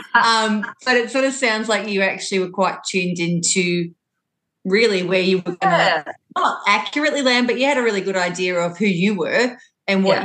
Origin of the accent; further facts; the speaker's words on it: Longford, Victoria, Australia; as a really outdoor kid growing up in Longford, that was my upbringing